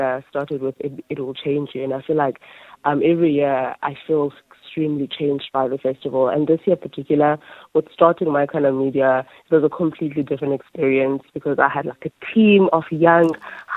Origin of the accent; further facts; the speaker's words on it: Makhanda, Eastern Cape, South Africa; my hometown, which is Mykhanda